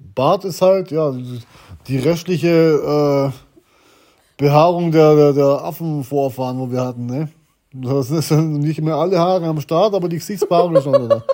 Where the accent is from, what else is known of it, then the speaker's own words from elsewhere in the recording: Germany; wir kommen vom äh, Bodensee